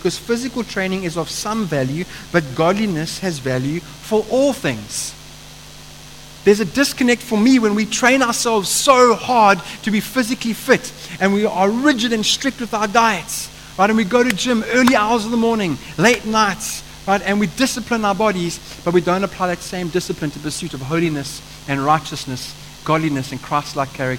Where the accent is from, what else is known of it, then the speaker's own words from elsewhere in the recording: Eastern Cape, South Africa; moved away; I come from the Eastern Cape. There's a lot of farming that happens there.